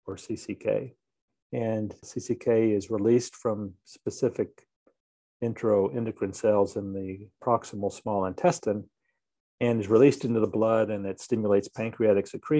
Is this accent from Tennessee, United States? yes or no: yes; Nashville, Tennessee, United States; I grew up in Nashville